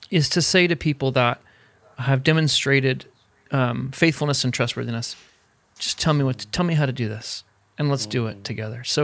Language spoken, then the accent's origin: English; Indiana, United States; I'm from Indiana